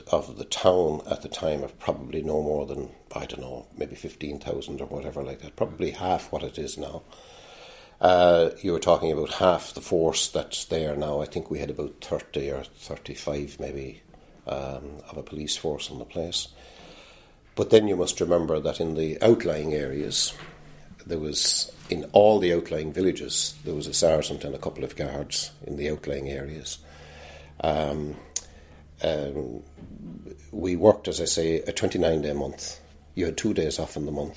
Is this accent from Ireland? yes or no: yes; Old Ross, Leinster, Ireland; moved away as an adult; now in Kilkenny, Ireland; Was born just outside New Ross in a little place called Old Ross